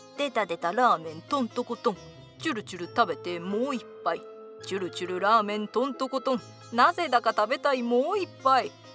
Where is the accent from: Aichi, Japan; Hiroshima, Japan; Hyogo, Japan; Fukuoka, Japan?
Fukuoka, Japan; 私は福岡の人間なので